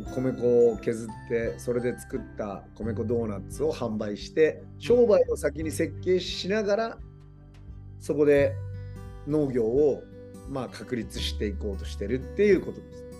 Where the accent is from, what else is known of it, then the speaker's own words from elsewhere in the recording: Hiroshima, Japan; moved away as an adult; 西日本自分の地元